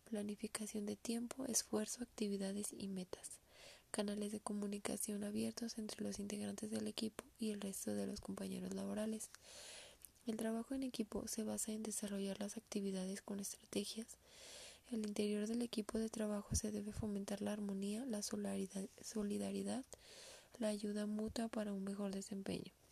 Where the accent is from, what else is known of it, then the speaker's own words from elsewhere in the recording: Aguascalientes, Mexico; soy del estado de Aguascalientes